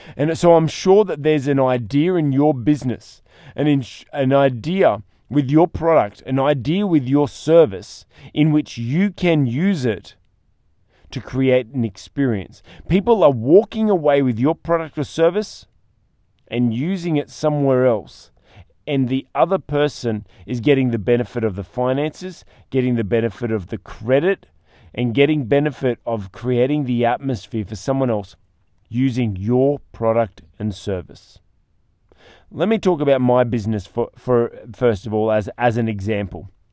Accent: Australia; as an Australian

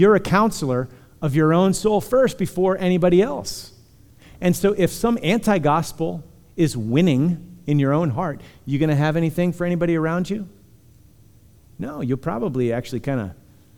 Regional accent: Punxsutawney, Pennsylvania, United States; I come from Punxsutawney. So love my people

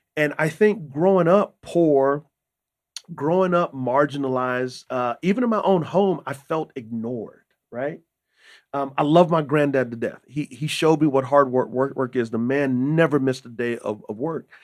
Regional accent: San Antonio, Texas, United States; moved away as an adult; also born or lived in Utah; I grew up in San Antonio, Texas

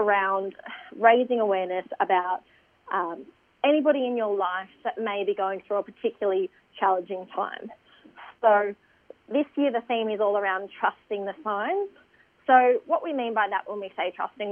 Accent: Eaglehawk Neck, Tasmania, Australia; now in Sydney, Australia; So I'm Palawa from Eagle Hawk Neck in southeast Tasmania.

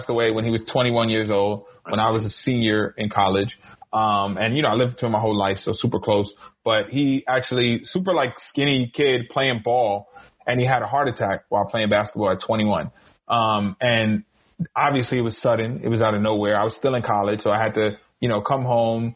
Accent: New York City, New York, United States; now in Newark, United States; I'm from Harlem. I live in Newark now

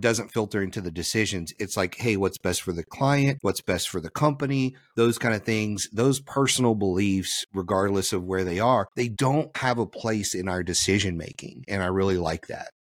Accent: Louisiana, United States; I'm from Louisiana

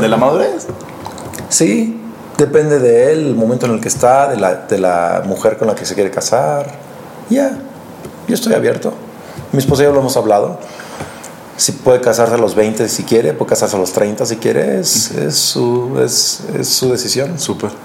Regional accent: Lázaro Cárdenas, Michoacán, Mexico; also born or lived in Morelia, Michoacán; ahí crecí yo, literal, en una casa de palapa en una playa llamada Playa Azul

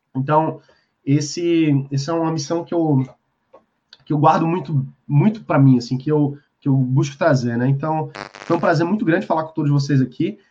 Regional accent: Brazil; a gente tá aqui no Brasil, a gente gosta do Brasil, a gente é brasileiro

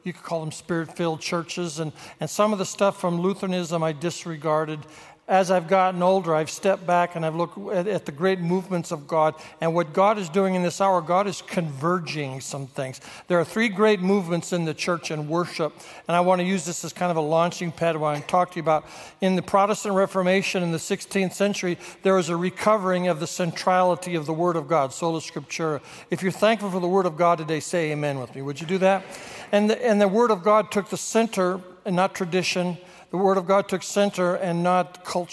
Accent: United States; I'm from America

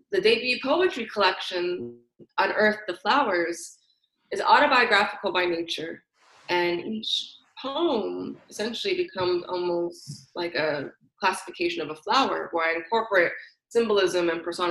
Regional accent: San Francisco, California, United States; I'm born and raised in San Francisco, California

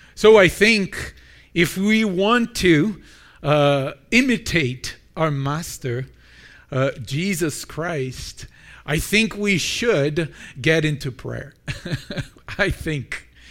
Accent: Brazil; moved away as an adult; now in Milton, Canada; I'm from Brazil

